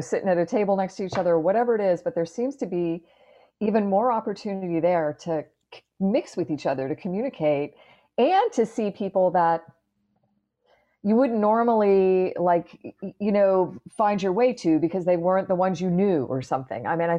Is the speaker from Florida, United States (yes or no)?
yes; Clearwater, Florida, United States; I grew up in Clearwater, Florida, which is just up the road from where I am right now.